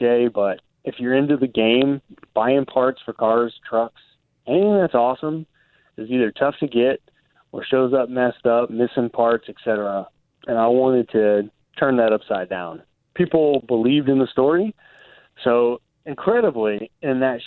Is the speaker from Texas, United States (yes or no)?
yes; Texas, United States; moved away as an adult; also born or lived in Australia / Jakarta, Indonesia; now in Durango, United States; I grew up in Texas, went to Texas A&M